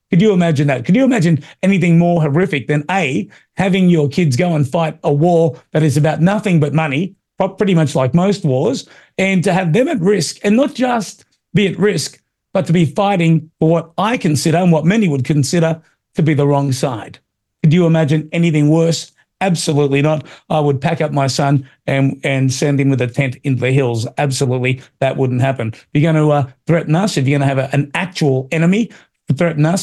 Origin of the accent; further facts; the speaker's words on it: United States; It reminds me of where I grew up in America in the 80s.